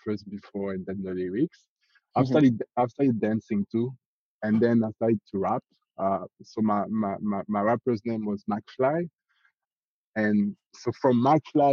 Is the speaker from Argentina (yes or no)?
no; France; accent: French; English is a second language; now in Canada; Grew up in France. Was born and raised in France, actually.